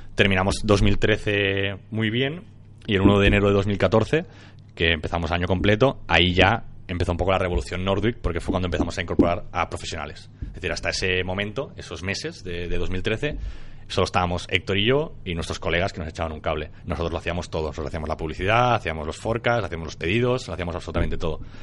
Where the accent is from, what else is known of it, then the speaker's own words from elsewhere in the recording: Maresme, Catalonia, Spain; also born or lived in Barcelona; nací en Barcelona y luego mis padres decidieron moverse al Maresme para estar más tranquilos